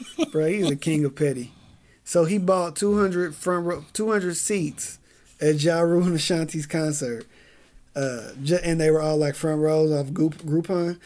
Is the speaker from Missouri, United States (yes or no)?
yes; Kansas City, Missouri, United States; as a kid growing up in Kansas City